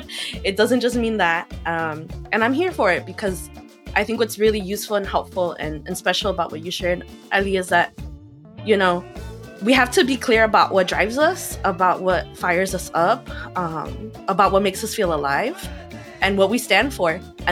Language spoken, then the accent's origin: English; Chicago, Illinois, United States; I grew up in Chicago, and growing up, I thought that Chicano meant you're a Chicago Mexicano.